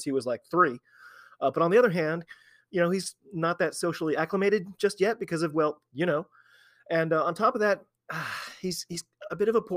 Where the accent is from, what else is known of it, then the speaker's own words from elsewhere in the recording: United States; I'm an American rugby fan